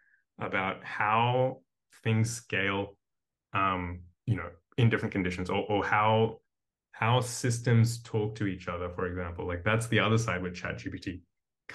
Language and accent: English; Australia; moved away as an adult; also born or lived in India; now in Berlin, Germany; I was born in India, but I grew up in Australia, and I've been in Berlin for the last 4 years